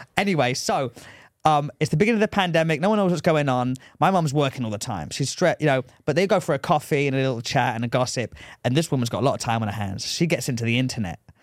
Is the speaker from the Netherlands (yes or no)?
no; England, United Kingdom; moved away; I'm from England